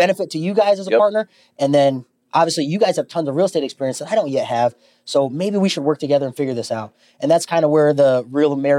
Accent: Denver, Colorado, United States; moved away as an adult; also born or lived in Lincoln, Nebraska; now in Omaha, United States; I'm actually from Denver, Colorado

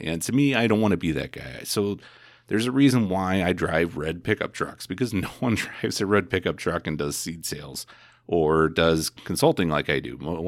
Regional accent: Indiana, United States; I mean, I came from Indiana.

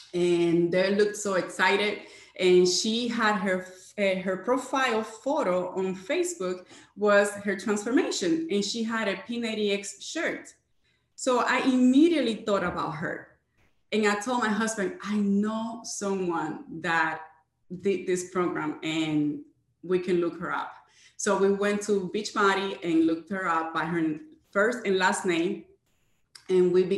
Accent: Jacksonville, Florida, United States; I am from Jacksonville, Florida.

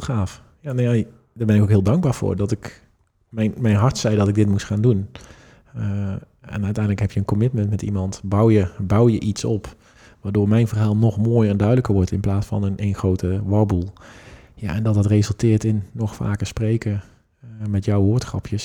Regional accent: Netherlands; in mijn oog als Nederlanders

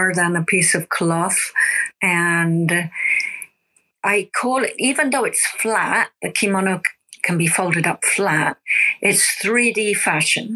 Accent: United Kingdom; now in Japan; I'm originally from the UK

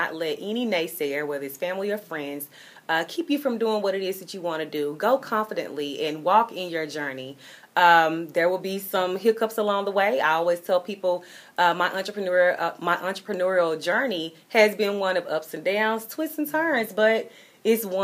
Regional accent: Memphis, Tennessee, United States; my hometown of Memphis, Tennessee

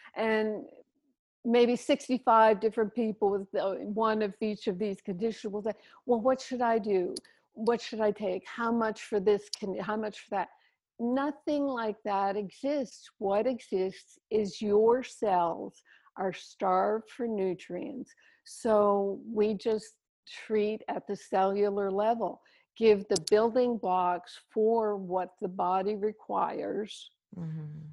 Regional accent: Canada; now in Maui, United States; Here I am in Maui, so far away, but I'm, I'm still a Canadian with my outs and abouts

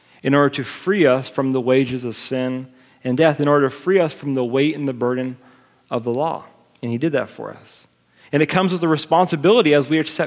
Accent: United States; I'm an American

